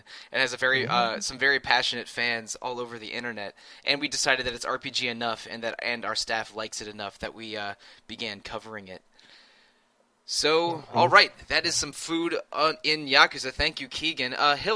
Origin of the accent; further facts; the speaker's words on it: United States; I grew up in the Washington, D.C., Maryland, Virginia area